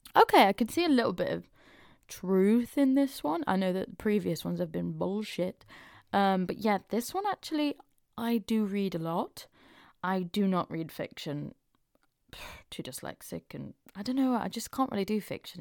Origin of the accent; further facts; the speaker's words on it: Mansfield, East Midlands, United Kingdom; growing up in Mansfield in our lovely little small town